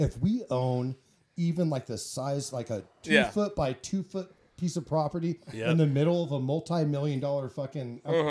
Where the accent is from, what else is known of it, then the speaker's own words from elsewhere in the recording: Wyoming, United States; I'm from Wyoming.